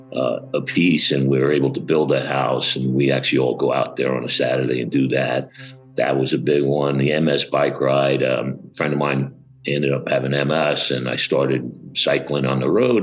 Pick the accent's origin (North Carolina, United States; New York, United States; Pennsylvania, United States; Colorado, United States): New York, United States; Long Island; moved away as an adult; also born or lived in Arizona / Atlanta, Georgia / Fort Lauderdale, Florida; now in Florida, United States; I actually grew up in Long Island, New York